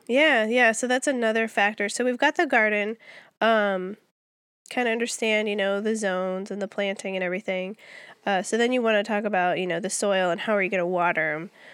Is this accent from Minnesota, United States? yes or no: yes; Minnesota, United States; moved away as an adult; also born or lived in Germany; now in Georgia, United States; as far as states are considered, I'm from Minnesota